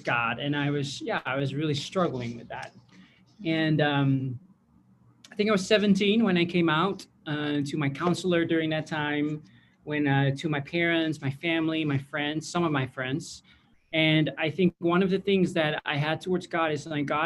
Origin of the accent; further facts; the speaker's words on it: Netherlands; I grew up in the Netherlands